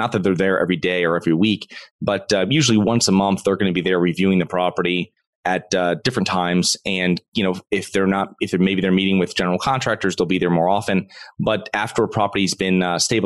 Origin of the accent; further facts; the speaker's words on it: Connecticut, United States; moved away as an adult; now in Florida, United States; I'm originally from Connecticut. I moved down to Florida in 2012